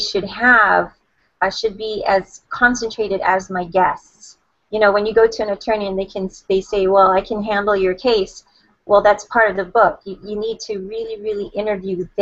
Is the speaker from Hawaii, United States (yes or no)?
yes; Hawaii, United States; I was born and raised in Hawaii, and I live on the island of Oahu